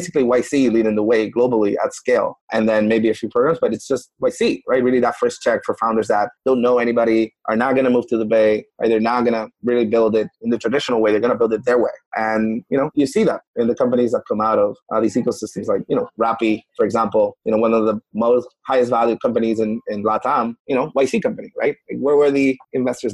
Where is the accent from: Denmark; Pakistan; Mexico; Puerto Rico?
Puerto Rico; I'm from Puerto Rico. So Carcantes, I'm from Puerto Rico.